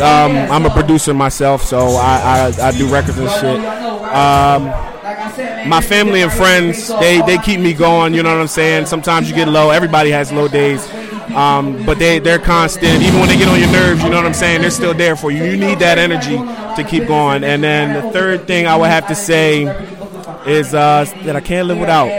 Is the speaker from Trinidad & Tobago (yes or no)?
no; New Jersey, United States; also born or lived in Lawnside, New Jersey; I'm from South Jersey, all over